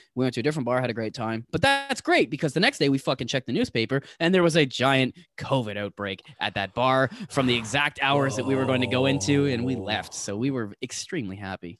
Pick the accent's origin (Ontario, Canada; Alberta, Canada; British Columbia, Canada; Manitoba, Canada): Ontario, Canada; Toronto; I'm from Toronto.